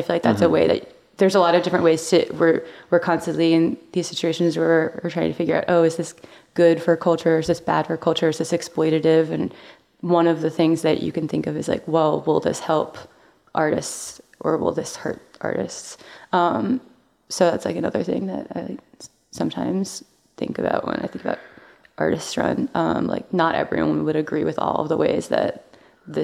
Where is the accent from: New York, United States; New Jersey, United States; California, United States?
New York, United States; Long Island; I grew up on Long Island